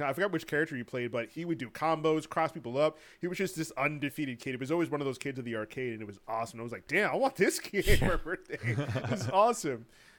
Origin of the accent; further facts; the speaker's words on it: Miami, Florida, United States; When I was growing up in Miami, there was a big old spot, a really hot spot to have your birthday and to hang out.